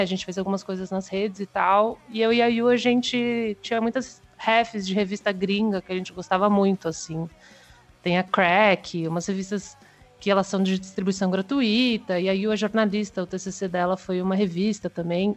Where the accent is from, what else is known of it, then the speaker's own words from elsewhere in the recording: São Paulo, Brazil; eu sou de São Paulo